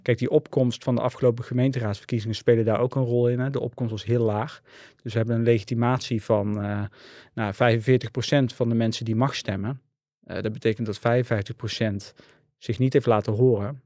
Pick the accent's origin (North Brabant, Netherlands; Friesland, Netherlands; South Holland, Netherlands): North Brabant, Netherlands; 's-Hertogenbosch; Ik ben eh, geboren en getogen in Den Bosch